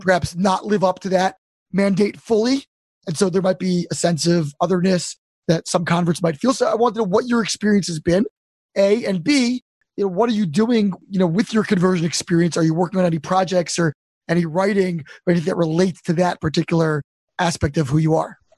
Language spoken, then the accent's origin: English; Baltimore, Maryland, United States; moved away; I'm from Baltimore originally